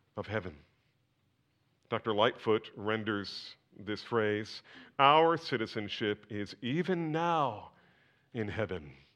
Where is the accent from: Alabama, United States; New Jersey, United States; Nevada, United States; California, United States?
New Jersey, United States; I was born in New Jersey